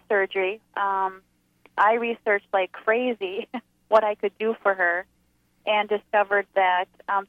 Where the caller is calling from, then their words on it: Wisconsin, United States; We are calling from Wisconsin.